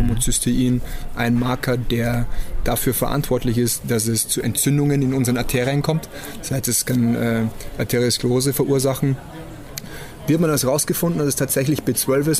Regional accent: Germany; Bei uns in Deutschland

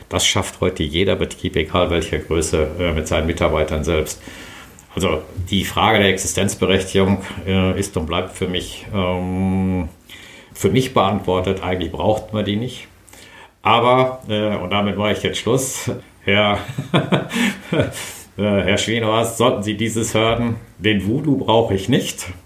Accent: Brilon, North Rhine-Westphalia, Germany; Ich bin äh, aufgewachsen

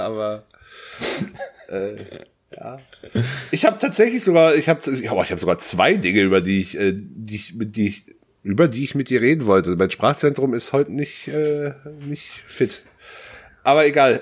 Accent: North Rhine-Westphalia, Germany; meine Heimatstadt hat 22.000 Einwohner, was in NRW jetzt, was in Sachsen-Anhalt eine Kreisstadt ist, in NRW aber eher so interessiert keinen.

